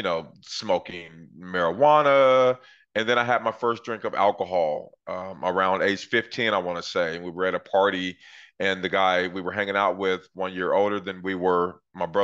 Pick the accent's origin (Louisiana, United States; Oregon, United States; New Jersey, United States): Oregon, United States; Portland; I grew up in Northeast Portland, Oregon in the 80s